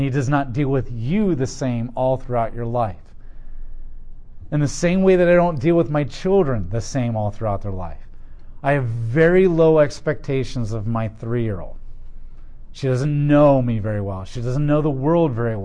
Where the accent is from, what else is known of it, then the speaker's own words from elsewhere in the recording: Columbus, Ohio, United States; I'm an American, I'm Ohioan, I'm a Colombian, Columbusite.